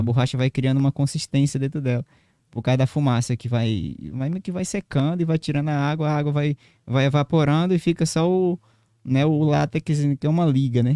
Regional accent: Marechal Thaumaturgo, Acre, Brazil; moved away as an adult; now in Rio Branco, Brazil; eu nasci num, no município do interior do Acre, sou de Marechal Tamaturgo.

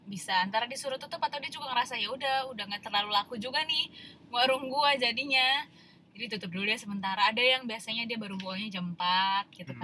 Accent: Padang, West Sumatra, Indonesia; gue orang Padang

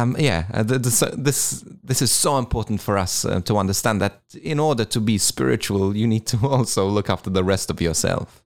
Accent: Malta; now in Australia; I'm originally from Malta.

